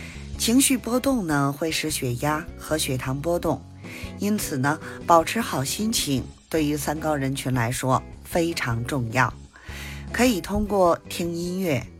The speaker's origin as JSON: {"language": "Chinese", "region": "Beijing", "country": "China", "said": "我是北京的…，咱们下期节目再"}